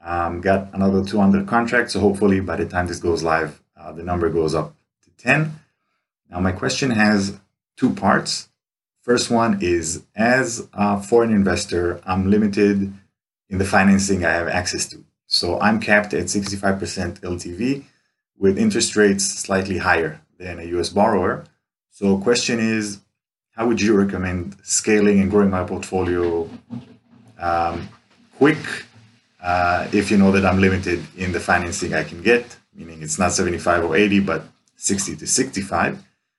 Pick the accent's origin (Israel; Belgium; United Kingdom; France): Israel; Tel Aviv, Tel Aviv District; from Tel Aviv, Israel.